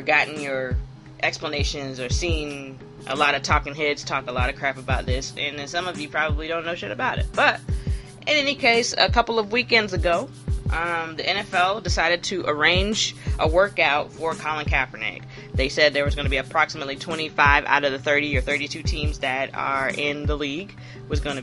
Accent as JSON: {"language": "English", "region": "the South", "country": "United States", "said": "as a Southerner, who has tons of New York people in my family, where my family is from South Carolina"}